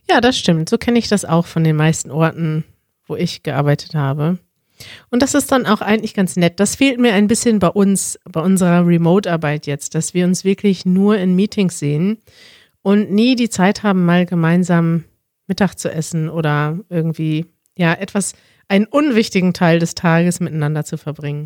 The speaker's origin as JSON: {"language": "German", "town": "Münster", "region": "North Rhine-Westphalia", "country": "Germany", "tie": "born or raised there", "moved": "as an adult", "lives_now": "Berlin, Germany", "said": "in Münster, in meiner Heimatstadt"}